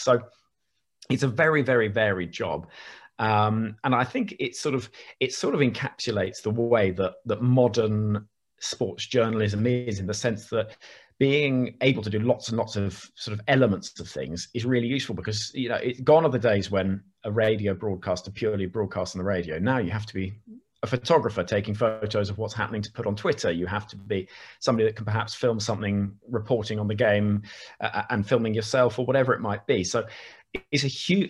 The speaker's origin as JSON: {"language": "English", "town": "Oxford", "region": "South East England", "country": "United Kingdom", "tie": "born or raised there", "said": "Growing up in Oxford"}